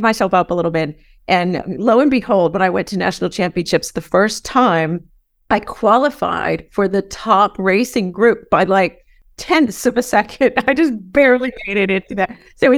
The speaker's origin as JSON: {"language": "English", "town": "San Diego", "region": "California", "country": "United States", "tie": "born or raised there", "also_born_or_lived": "Vermont", "moved": "as an adult", "said": "So I grew up in San Diego"}